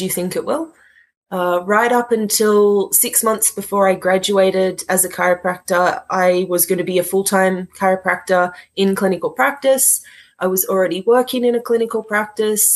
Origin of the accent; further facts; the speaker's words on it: Sydney, New South Wales, Australia; also born or lived in Melbourne; I decided to travel from Sydney down to Melbourne and started there. And at at that point, life obviously happens. I ended up back in my hometown